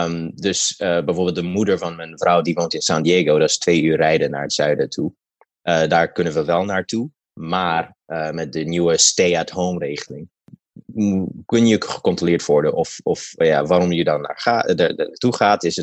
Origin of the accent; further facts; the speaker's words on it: Ethiopia; now in United States; ik kom uit